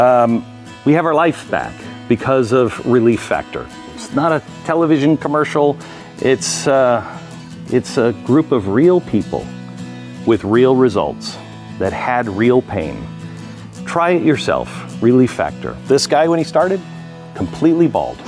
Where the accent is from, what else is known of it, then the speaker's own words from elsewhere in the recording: Texas, United States; as a Texan